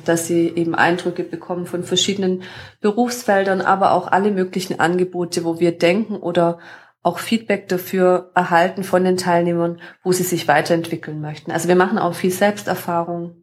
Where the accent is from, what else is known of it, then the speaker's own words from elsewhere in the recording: Überlingen, Baden-Württemberg, Germany; ich komme hier aus der Region vom Bodensee, von Überlingen